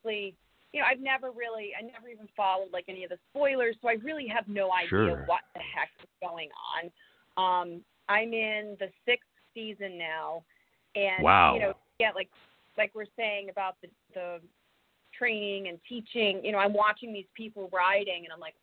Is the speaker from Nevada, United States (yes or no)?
no; Rhode Island, United States; moved away as an adult; also born or lived in Connecticut / Brooklyn; I grew up in Rhode Island